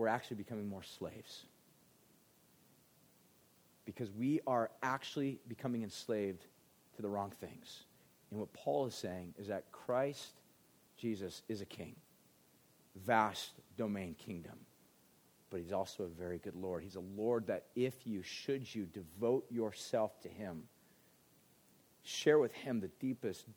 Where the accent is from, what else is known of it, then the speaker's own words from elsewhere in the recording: United States; as an American